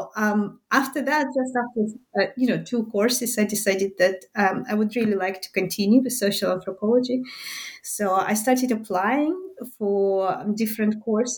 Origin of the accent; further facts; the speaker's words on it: Minsk, Minsk Region, Belarus; first language Russian; English is a second language; but I was born in Minsk, and that's still in the Soviet Belarus, so in the Soviet Union, to a mixed family